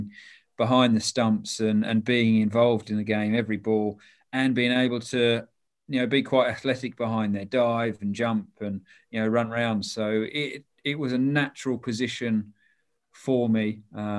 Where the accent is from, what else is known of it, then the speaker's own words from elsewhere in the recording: Toowoomba, Queensland, Australia; also born or lived in Papua New Guinea; now in England; I grew up in a place called Toowoomba